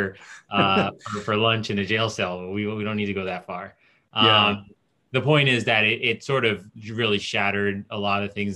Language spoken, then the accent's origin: English; United States; also born or lived in Port-au-Prince, Haiti / New Jersey (Newark suburbs) / South Florida / Fort Lauderdale; Grew up in Jersey for a period, east, like Newark suburbs